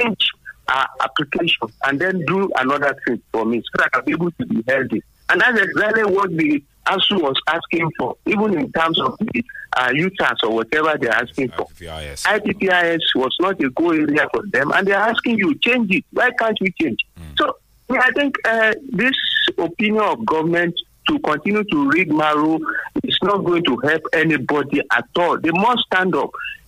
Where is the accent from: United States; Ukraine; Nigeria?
Nigeria; Abeokuta, Ogun State; from Abeokuta.